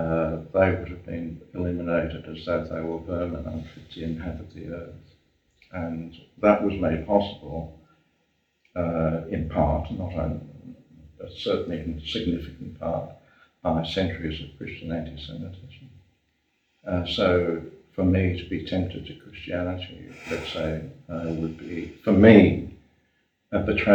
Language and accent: English; Germany; born there; it is important to my sense of things that I was born in Germany